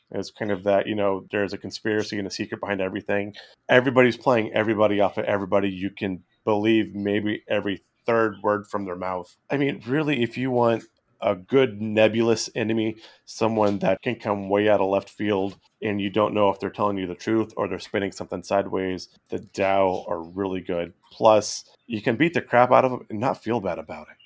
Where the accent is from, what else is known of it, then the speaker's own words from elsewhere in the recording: West Coast, United States; growing up on the West Coast